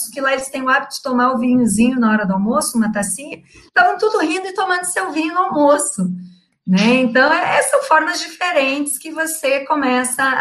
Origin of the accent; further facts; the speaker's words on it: Rio Grande do Sul, Brazil; accent: gaúcho; now in Rio de Janeiro, Brazil; apesar de estar 10 anos no Rio, eu continuo com sotaque gaúcho, às vezes eu respondo como gaúcho